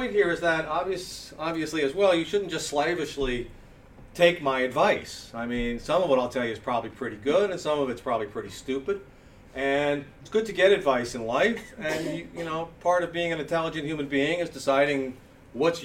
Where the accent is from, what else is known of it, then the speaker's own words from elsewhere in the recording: United States; I am obviously a American.